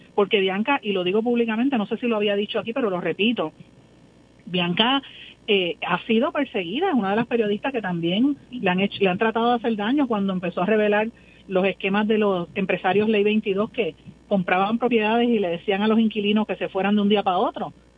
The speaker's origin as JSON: {"language": "Spanish", "town": "Guaynabo", "country": "Puerto Rico", "said": "en mi pueblo de Guainabo"}